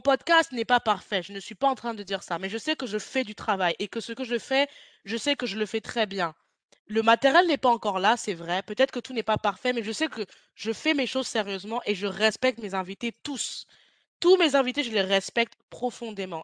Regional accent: France; toi et moi, on vient de France

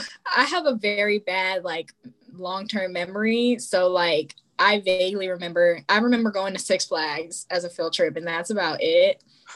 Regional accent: Maryland, United States; whenever I say I'm from Maryland, they're like, oh, Baltimore.

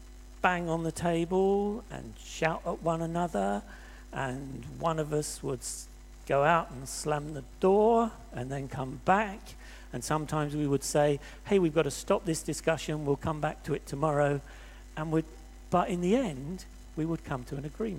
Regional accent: England, United Kingdom; I'm white, I'm English, I'm fairly tall, and because of my accent

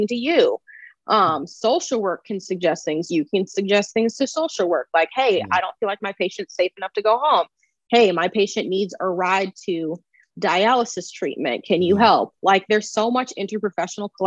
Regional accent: Omaha, Nebraska, United States; now in St. Louis, United States; I am originally from Omaha, Nebraska, but I currently live in St. Louis.

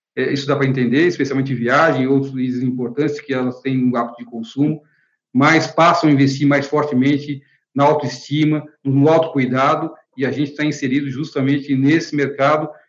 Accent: Brazil; como brasileiros

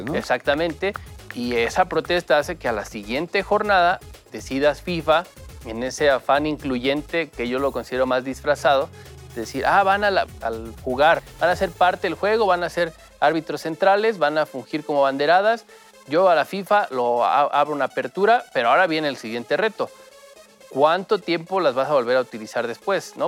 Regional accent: Mexico; como aficionado mexicano

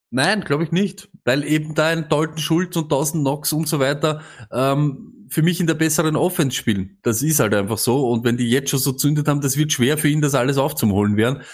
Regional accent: Austria; Als Österreicher

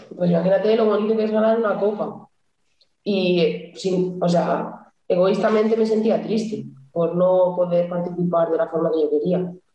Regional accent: Santander, Cantabria, Spain; moved away as an adult; now in Burela, Spain; soy de Santander. Desde Navidades, que no piso mi casa

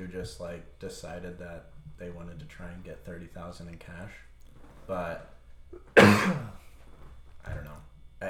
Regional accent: Holdrege, Nebraska, United States; Honestly, it wasn't that bad. It was just kind of like chaos, because like you get into those small towns and you get a lot of different like characters.

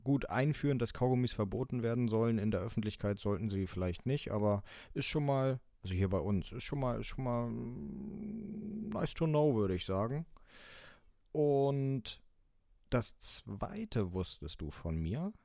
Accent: the North, Northern Germany, Germany; bei uns im Norden

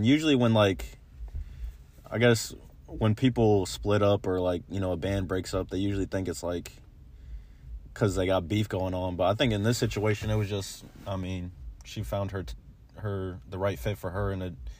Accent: Pocono Mountains, Pennsylvania, United States; Pocono Mountains. You know what I'm saying? That's where I grew up.

